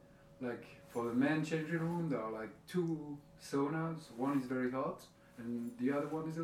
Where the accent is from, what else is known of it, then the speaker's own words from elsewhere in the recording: Paris, Île-de-France, France; I'm from Paris.